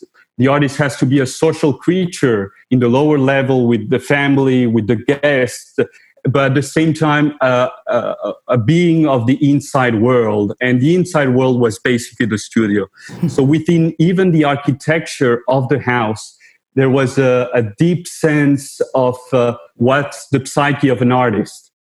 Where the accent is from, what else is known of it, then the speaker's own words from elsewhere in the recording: Mexico; also born or lived in New York / France; I was born in New York. My mother is Mexican, my father French, and I spent time in the three countries, actually. And without that childhood that you mentioned that I spent in Mexico, I wouldn't be the person or the artist I am today.